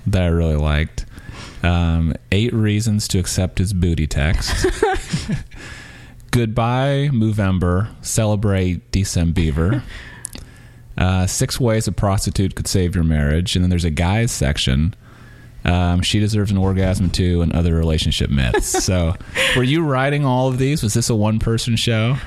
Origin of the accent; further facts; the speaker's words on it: Missouri, United States; also born or lived in Louisiana; now in San Francisco, United States; I grew up in Missouri